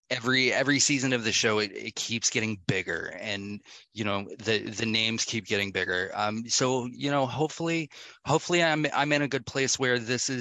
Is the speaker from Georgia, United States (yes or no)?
yes; Atlanta, Georgia, United States; I'm from Atlanta, so, you know, being in the clubs where everything is very EDM, you know, techno based